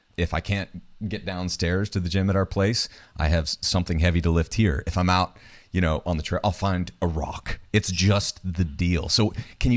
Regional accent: New Hampshire, United States; I grew up in New Hampshire.

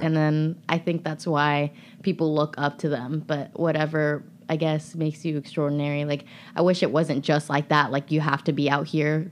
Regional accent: United States; I was born here

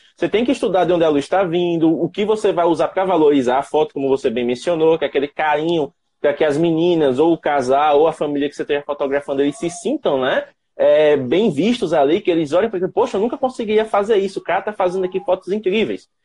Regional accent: Penedo, Alagoas, Brazil; sou de Penedo, ao sul de Alagoas, fazendo aqui divisa com Sergipe

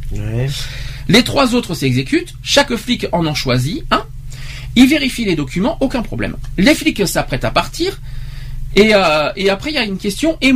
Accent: Romania; French is a second language; d'habitude les gens me demandent mes origines en précisant que j'ai un léger accent charmant. Presque chaque fois euh, que je réponds je suis roumaine

